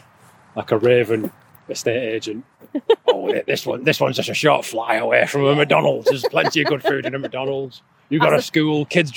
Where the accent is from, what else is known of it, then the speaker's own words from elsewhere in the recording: the north of England, United Kingdom; accent: northern; I'm a loud northerner.